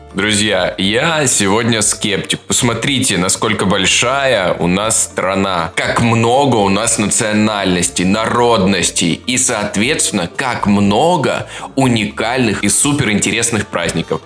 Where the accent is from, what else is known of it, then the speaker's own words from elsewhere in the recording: Adygea, Russia; я из Адыгеи, понимаешь, я адыгеец